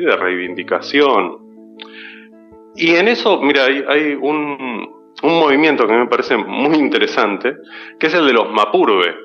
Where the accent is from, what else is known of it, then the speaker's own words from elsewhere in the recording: Buenos Aires, Argentina; como porteños